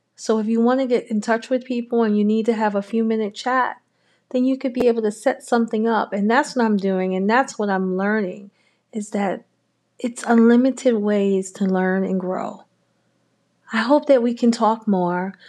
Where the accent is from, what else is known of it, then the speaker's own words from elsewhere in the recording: New York City, New York, United States; I'm a native New Yorker, born and raised in Harlem